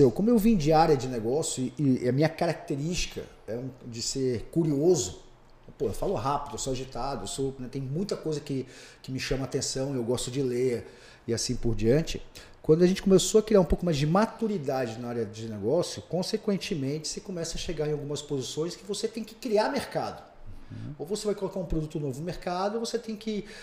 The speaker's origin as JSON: {"language": "Portuguese", "region": "São Paulo", "country": "Brazil", "said": "Eu não sou conhecido. Né? Eu não sou daqui, eu vim de São Paulo e tal."}